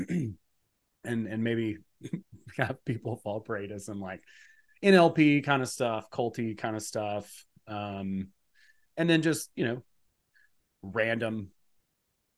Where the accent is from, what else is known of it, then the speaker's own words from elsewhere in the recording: Georgia, United States; I'm from Georgia. I grew up in a rural part of, relatively rural part of the country